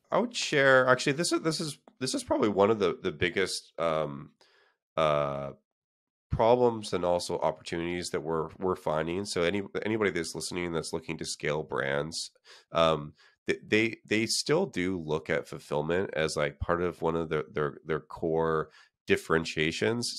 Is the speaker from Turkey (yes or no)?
no; Canada; moved away as an adult; now in San Francisco, United States; I'm from Canada